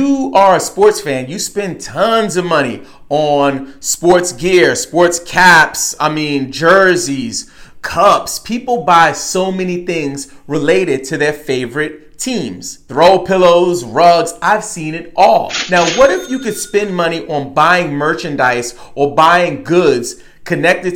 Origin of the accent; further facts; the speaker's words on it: New York, United States; I grew up in New York